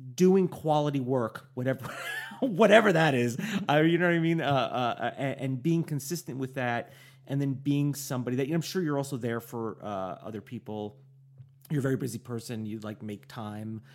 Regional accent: New York, United States; I'm from New York

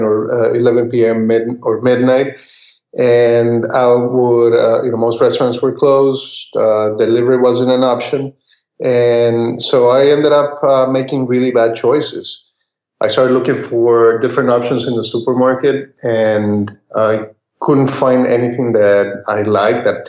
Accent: Costa Rica; moved away; also born or lived in Texas; what I grew up eating, we grew up eating back in Costa Rica

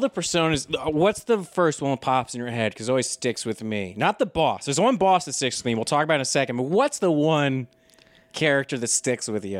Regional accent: United States; I'm so American, I've been surrounded by weapons so much

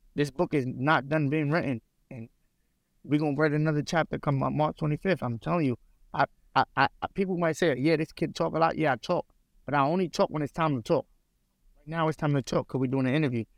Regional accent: United States; I'm not Russian. I'm American. I ain't Russian

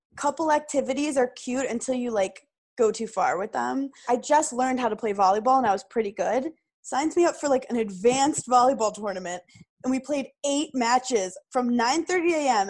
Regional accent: New York City, New York, United States; I'm from Brooklyn

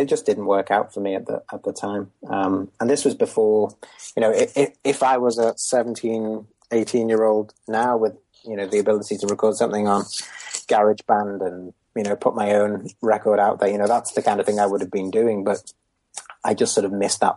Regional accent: Merseyside, North West England, United Kingdom; born or raised there

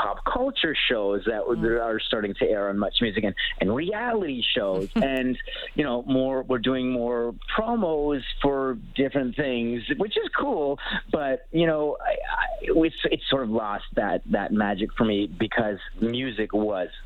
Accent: Canada; as a Canadian viewer of Much Music

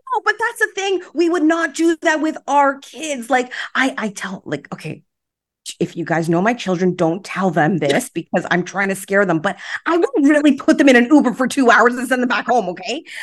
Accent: Toronto, Ontario, Canada; I grew up in Rexdale, okay. so Islington and Albion area

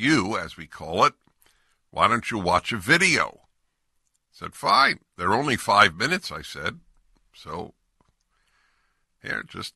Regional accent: California, United States; I'm from California.

